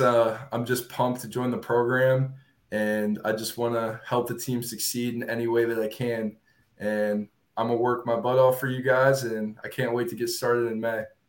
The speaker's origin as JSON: {"language": "English", "town": "Williamsport", "region": "Pennsylvania", "country": "United States", "tie": "born or raised there", "said": "I grew up in central Pennsylvania, a town called Williamsport"}